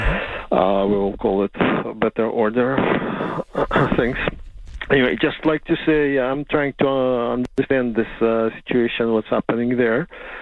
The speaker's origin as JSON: {"language": "English", "region": "Siberia", "country": "Russia", "tie": "born or raised there", "also_born_or_lived": "Georgia / Armenia", "moved": "yes", "lives_now": "United States", "said": "Well, I was born in Siberia, and I have half of my teenage life I lived in Georgia, Armenia, in that area, which was quite hot there, and still is kind of hot."}